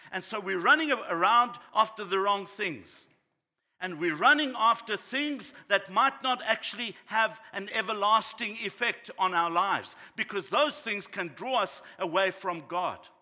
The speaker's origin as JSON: {"language": "English", "country": "South Africa", "tie": "born or raised there", "said": "growing up in South Africa"}